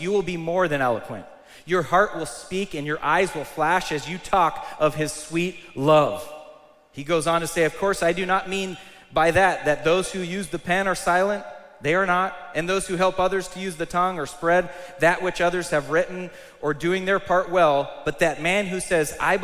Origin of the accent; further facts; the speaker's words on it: United States; I'm a proud American, I am. I love America.